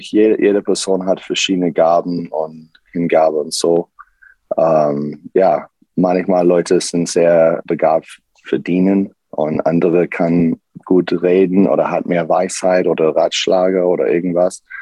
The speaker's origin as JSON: {"language": "German", "country": "United States", "second_language": "German", "moved": "yes", "lives_now": "Karlsruhe, Germany", "said": "ähm, ich komme aus USA und ich bin Pastor hier in, in Karlsruhe äh, seit äh, zwei Jahren"}